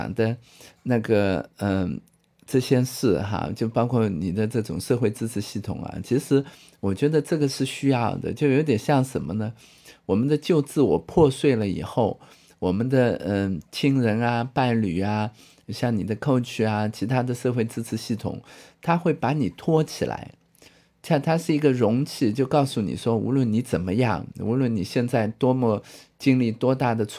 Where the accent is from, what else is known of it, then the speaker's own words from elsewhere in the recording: China; 人家我们中国人不是道道家都是讲嘛，有无相生